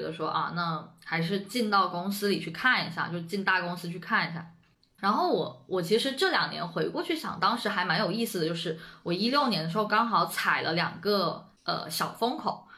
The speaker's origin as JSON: {"language": "Chinese", "town": "Shenzhen", "region": "Guangdong", "country": "China", "tie": "born or raised there", "moved": "as an adult", "lives_now": "Beijing, China", "said": "我其实一直都在深圳嘛，我在深圳出生、长大"}